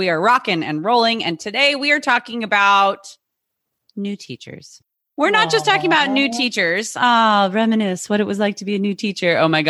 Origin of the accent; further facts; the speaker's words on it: California, United States; I'm from California